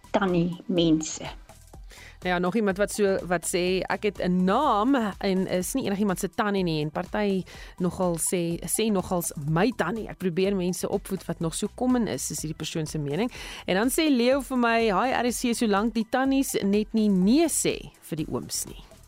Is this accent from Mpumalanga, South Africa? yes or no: yes; Witbank, Mpumalanga, South Africa; now in Australia; waar ek vandaan kom in Witbank het ons ook gesê tannie en oom